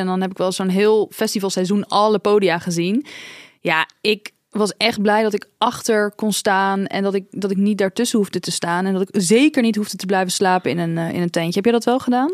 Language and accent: Dutch; Dordrecht, South Holland, Netherlands; bij ons in Dordrecht